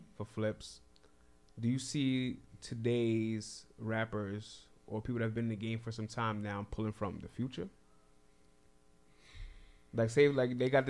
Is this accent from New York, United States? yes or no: yes; New York City, New York, United States; I'm from Brooklyn